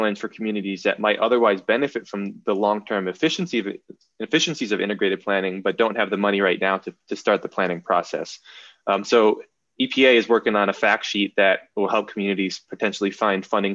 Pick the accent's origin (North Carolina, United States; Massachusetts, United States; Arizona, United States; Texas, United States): Massachusetts, United States; I'm from Massachusetts